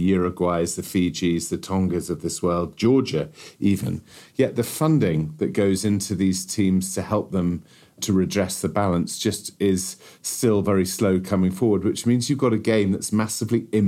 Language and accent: English; Wales, United Kingdom; as a Welshman